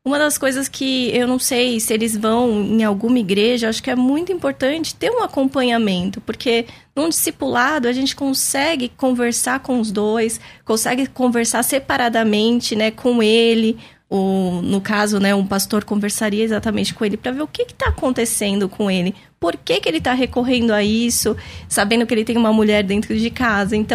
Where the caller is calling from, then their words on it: São Paulo, Brazil; Olá, bom dia. Sou de São Paulo, estou assistindo o programa.